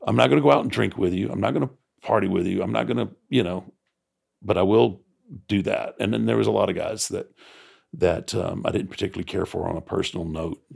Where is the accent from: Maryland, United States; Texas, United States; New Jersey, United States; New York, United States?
Texas, United States; growing up in Texas